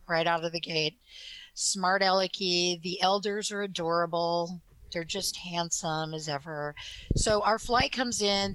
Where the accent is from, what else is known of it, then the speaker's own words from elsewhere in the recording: Provo, Utah, United States; I was born in Provo, Utah